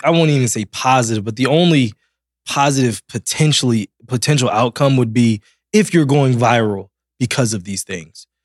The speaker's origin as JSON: {"language": "English", "town": "Silver Spring", "region": "Maryland", "country": "United States", "said": "I'm from Silver Spring."}